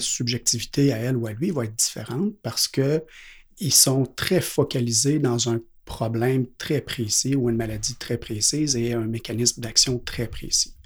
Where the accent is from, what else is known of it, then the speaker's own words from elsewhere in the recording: Quebec City, Quebec, Canada; je viens de la ville de Québec